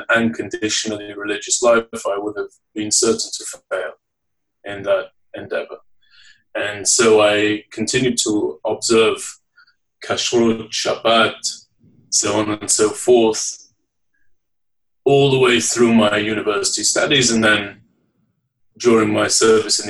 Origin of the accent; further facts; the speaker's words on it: Leeds, Yorkshire and the Humber, United Kingdom; I was born and raised in the United Kingdom. I'm from the city of Leeds in the northeast